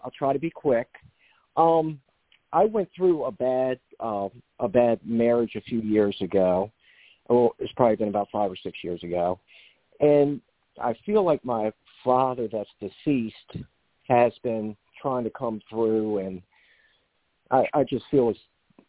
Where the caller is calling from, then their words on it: Chesapeake Beach, Maryland, United States; I'm calling from Chesapeake Beach, Maryland.